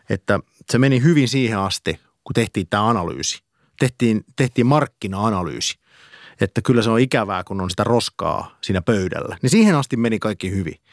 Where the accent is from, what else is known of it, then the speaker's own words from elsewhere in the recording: Karelia, Finland; Öö, mä oon karjalainen